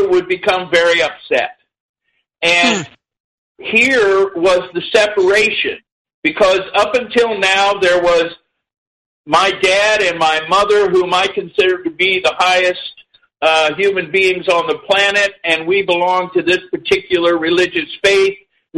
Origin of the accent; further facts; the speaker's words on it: Indiana, United States; I was born in 1952, and I was raised in Indiana